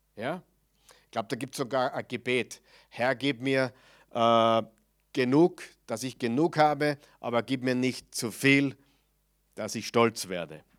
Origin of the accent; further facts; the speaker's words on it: Mödling, Lower Austria, Austria; bei uns in Mödling